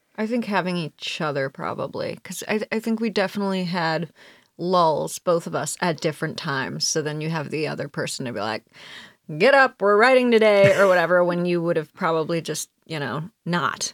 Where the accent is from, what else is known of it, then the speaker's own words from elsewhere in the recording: Cleveland, Ohio, United States; I grew up in Cleveland